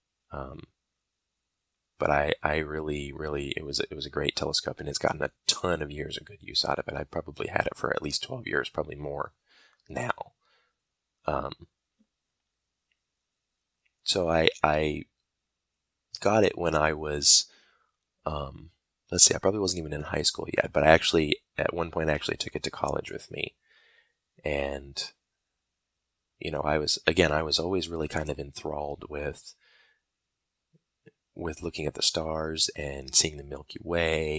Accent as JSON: {"language": "English", "region": "Michigan", "country": "United States", "tie": "born or raised there", "also_born_or_lived": "Alabama", "moved": "as an adult", "said": "I was born and raised in Michigan, and I actually went to college in Alabama"}